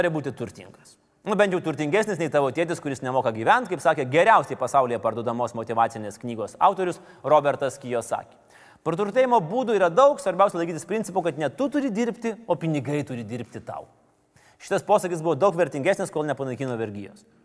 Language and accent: Lithuanian; Lithuania; mes, mes, lietuviai